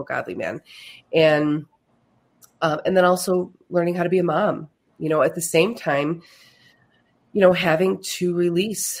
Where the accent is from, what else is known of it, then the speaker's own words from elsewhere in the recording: Buffalo, New York, United States; moved away as an adult; also born or lived in Finger Lakes, New York; now in Canandaigua, United States; I am from Buffalo, New York